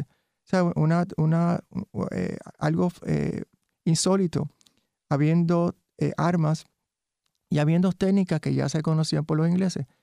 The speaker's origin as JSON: {"language": "Spanish", "country": "Puerto Rico", "said": "somos de Puerto Rico"}